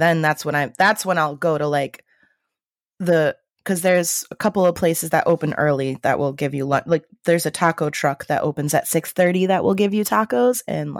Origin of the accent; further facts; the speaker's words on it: Illinois, United States; I'm from Illinois, and I will dispute that.